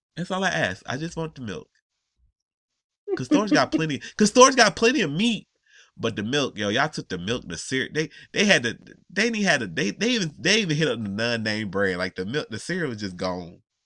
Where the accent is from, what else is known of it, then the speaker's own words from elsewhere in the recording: Atlanta, Georgia, United States; I'm from Atlanta.